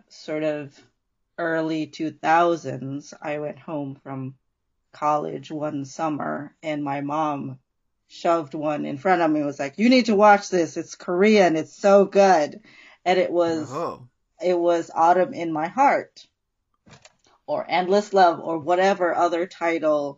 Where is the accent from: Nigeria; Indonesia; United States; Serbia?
Indonesia; moved away as an adult; I grew up mostly in Indonesia.